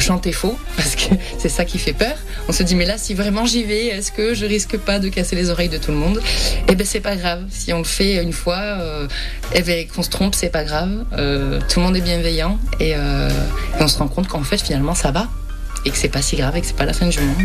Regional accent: the South, south of France, France; accent: accent du Sud; also born or lived in New Zealand; avec mon accent du Sud

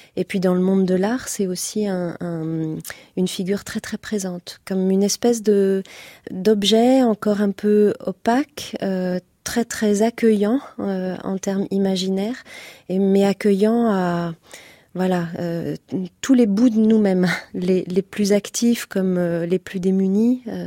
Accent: near Nantes, Pays de la Loire, France; à côté de Nantes. là d'où je viens

